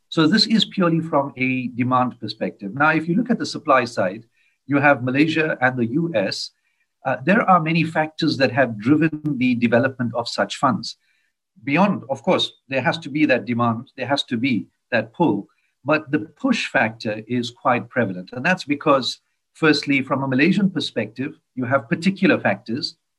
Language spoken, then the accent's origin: English; South Africa; I'm from South Africa